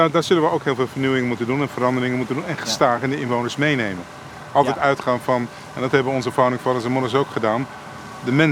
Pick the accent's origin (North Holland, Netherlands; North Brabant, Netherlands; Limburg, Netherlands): North Holland, Netherlands; Amsterdam; born or raised there; also born or lived in Velsen; now in Almere, Netherlands